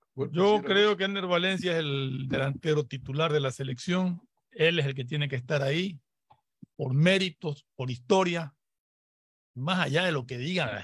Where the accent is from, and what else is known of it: Ecuador